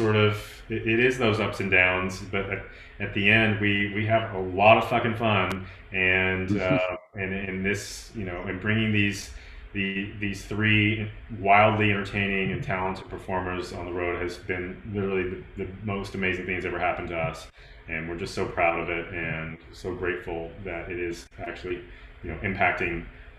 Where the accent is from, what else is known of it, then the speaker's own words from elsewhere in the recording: Tennessee, United States; I'm from Tennessee. It's like go big orange.